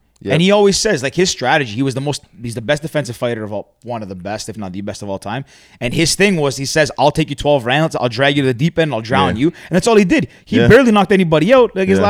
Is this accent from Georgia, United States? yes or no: no; Alabama, United States; where are you guys from? Alabama. They're like, no way. We are two. Same town.